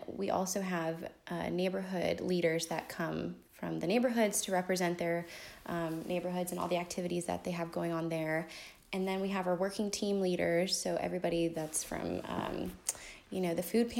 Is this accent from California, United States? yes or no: yes; California, United States; now in High Point, United States; I'm originally from California